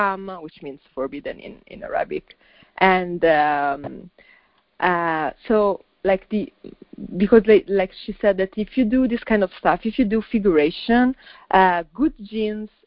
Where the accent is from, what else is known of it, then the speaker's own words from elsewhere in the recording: Milan, Lombardy, Italy; I was born and raised in Milan, but I mean, you know, my family is from another country